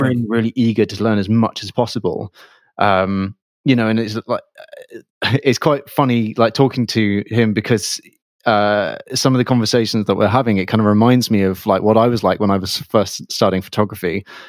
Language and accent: English; Bath, South West England, United Kingdom; I'm from Bath